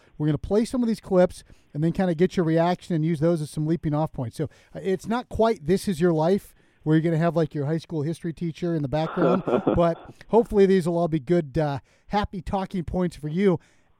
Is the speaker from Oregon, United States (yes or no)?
no; Montana, United States; my home state of Montana